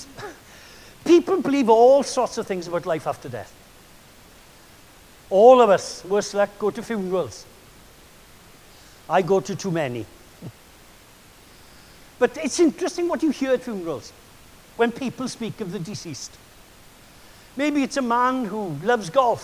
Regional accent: Wales, United Kingdom; I'm Welsh

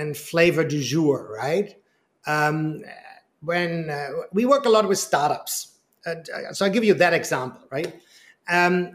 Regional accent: Germany; moved away; I'm originally from Germany.

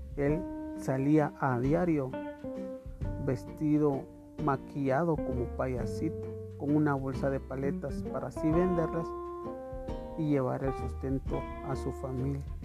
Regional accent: Guatemala; como guatemaltecos

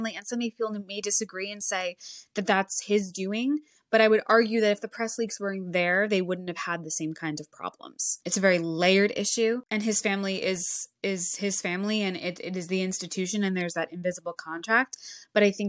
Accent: United States; As an American myself

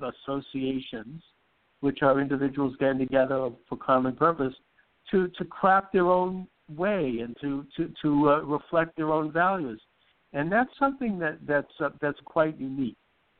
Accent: Boston, Massachusetts, United States; I'm from Boston

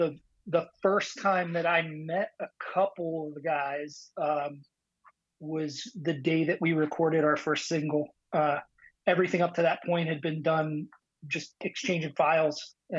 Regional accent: Pennsylvania, United States; the rest of us are in fact PA boys.

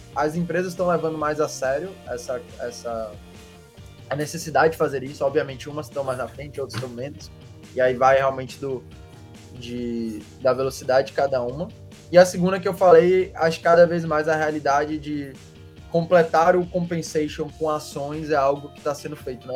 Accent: Salvador, Bahia, Brazil; sou baiano, né? Vocês sabiam. A gente nasceu aqui em Salvador

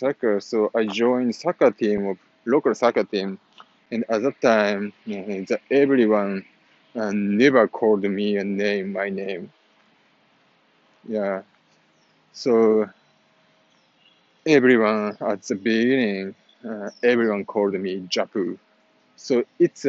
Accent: Japan; English is a second language; moved away; also born or lived in Italy; I am Japanese

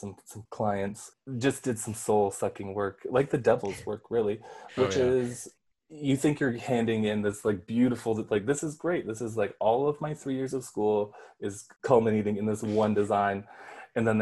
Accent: Red Lake, Ontario, Canada; also born or lived in Manitoba; now in Toronto, Canada; I'm Ojibwe from Kizikwenan Reserve out in Manitoba. But I was born and raised in Red Lake and then escaped and went to Toronto

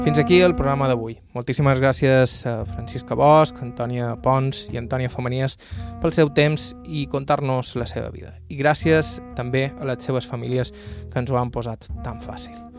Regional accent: Bunyola, Balearic Islands, Spain; del meu poble, Bunyola

